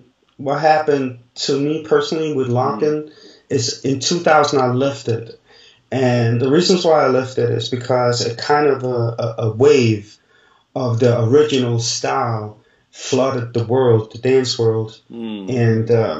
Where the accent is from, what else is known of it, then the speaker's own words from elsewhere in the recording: Denmark; moved away as an adult; now in France; I grew up in Denmark